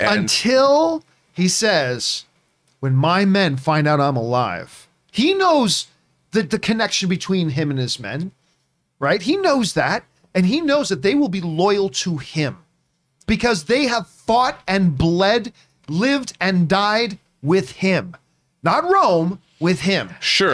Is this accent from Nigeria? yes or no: no; Canada; I am Canadian